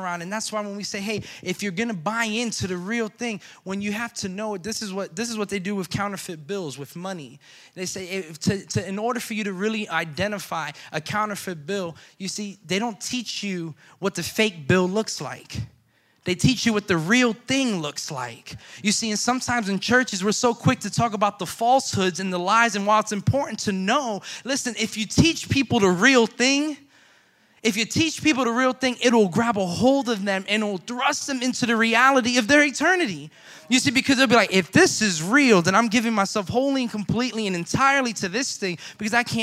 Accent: Florida, United States; I'm from Florida

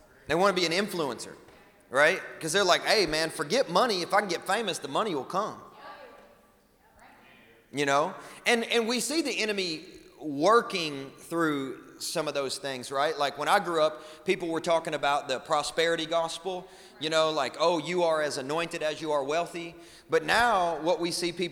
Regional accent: West Kentucky, United States; I grew up in West Kentucky.

